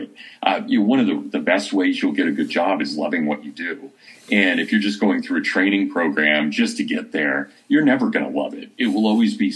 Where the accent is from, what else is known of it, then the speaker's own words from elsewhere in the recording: Kansas, United States; moved away as an adult; now in Hillsdale, United States; growing up in Kansas